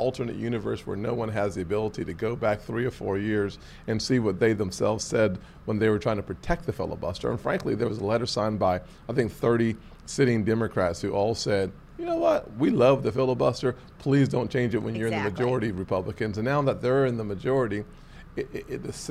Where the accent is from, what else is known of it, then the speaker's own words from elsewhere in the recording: North Charleston, South Carolina, United States; North Charleston, my hometown